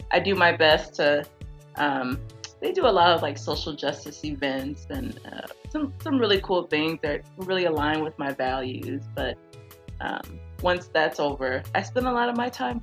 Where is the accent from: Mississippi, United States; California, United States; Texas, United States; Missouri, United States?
Texas, United States; Houston; I grew up in Houston, Texas.